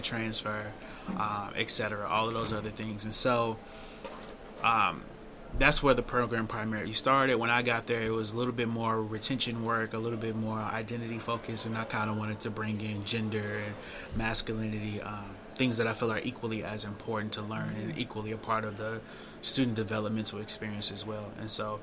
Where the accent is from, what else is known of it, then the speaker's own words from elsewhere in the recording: Chicago, Illinois, United States; now in Baltimore, United States; So I'm from Chicago